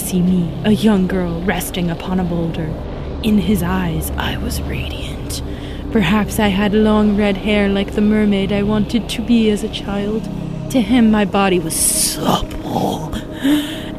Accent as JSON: {"language": "English", "region": "a tiny town on the North Carolina coast", "country": "United States", "said": "I'm from a tiny, tiny town on the North Carolina coast"}